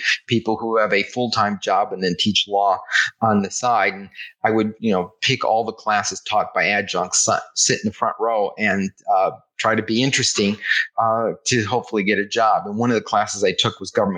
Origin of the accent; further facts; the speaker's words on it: Detroit, Michigan, United States; also born or lived in Southgate, Michigan; I was born here in Detroit at a Salvation Army Hospital just south of the Ambassador Bridge